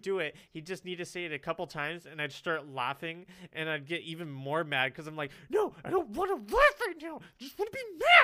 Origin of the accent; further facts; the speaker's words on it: California, United States; moved away; as I was growing up in California, because I was born in California